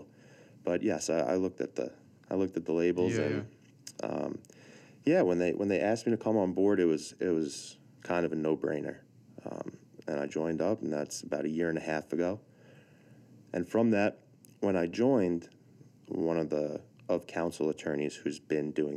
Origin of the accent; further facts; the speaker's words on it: Massapequa, New York, United States; accent: New York; I'm from Massapequa originally